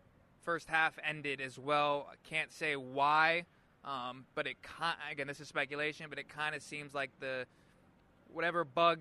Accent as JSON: {"language": "English", "town": "Spokane", "region": "Washington", "country": "United States", "tie": "born or raised there", "also_born_or_lived": "Pullman / Seattle", "said": "I was born in Spokane, but my mom went to Wazoo and UW, so I lived my first 6 months of life on those two campuses."}